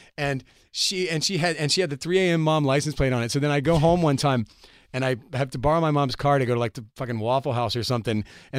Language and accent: English; the South, United States; accent: Southern; I mean, if you listen back to the first couple records, I mean, I was from the South. I had a much deeper Southern accent, like when I sang and when I talked.